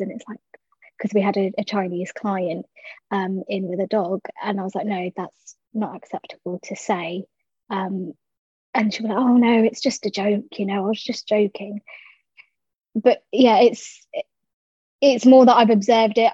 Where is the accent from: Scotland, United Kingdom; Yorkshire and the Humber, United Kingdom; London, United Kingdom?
London, United Kingdom; I was born and raised in South London